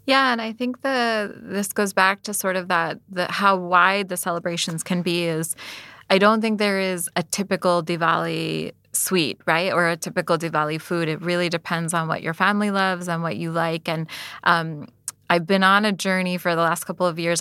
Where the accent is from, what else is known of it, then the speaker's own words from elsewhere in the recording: United States; I was born and raised in America